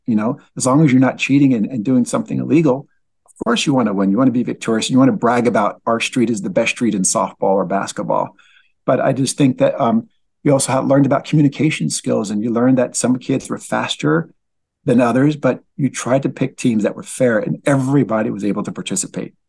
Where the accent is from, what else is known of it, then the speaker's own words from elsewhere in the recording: Linden, New Jersey, United States; also born or lived in Newark, New Jersey; I'm originally from Linden, New Jersey, born in Newark, New Jersey